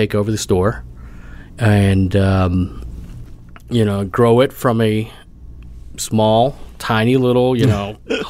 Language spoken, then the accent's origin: English; Arkansas, United States; also born or lived in Oklahoma; now in Oklahoma City, United States; But I was born in Arkansas.